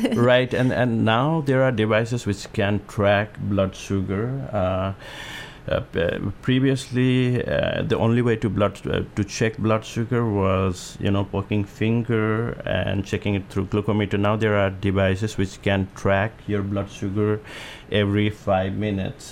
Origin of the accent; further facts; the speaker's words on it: Nepal; also born or lived in Omaha, Nebraska; now in Hermiston, United States; I'm from Nepal, so we do have hills, mountain over there.